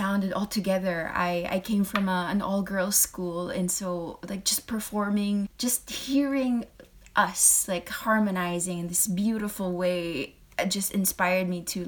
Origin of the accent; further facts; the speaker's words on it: Philippines; moved away as an adult; also born or lived in United Kingdom / Hong Kong / France; I'm a Filipino, or a Filipina, or a Filipinx, if you want, in the States